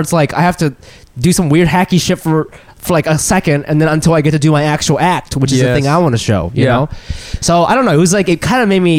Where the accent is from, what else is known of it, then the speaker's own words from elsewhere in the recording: Japan; I'm like, first of all, I'm not from Tokyo, so I have no fucking idea what the fuck you're talking about. And it's like, Japan's a first world country.